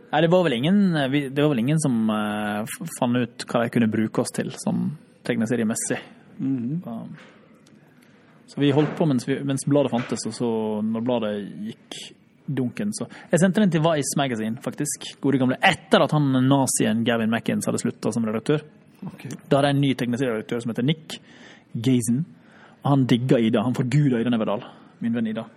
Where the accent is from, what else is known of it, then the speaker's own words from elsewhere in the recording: Runde, Møre og Romsdal, Norway; also born or lived in Oslo; now in Finland; Jeg er fra Ronde